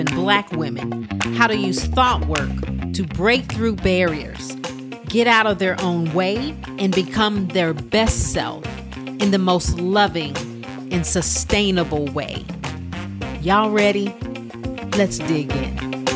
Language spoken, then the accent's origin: English; Texas, United States; accent: twang; also born or lived in New York; I'm from Texas. I know you can hear that little twang in my voice